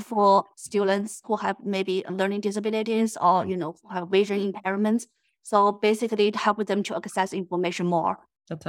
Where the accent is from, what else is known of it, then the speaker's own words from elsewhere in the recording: China; moved away as an adult; now in United States; I'm originally from China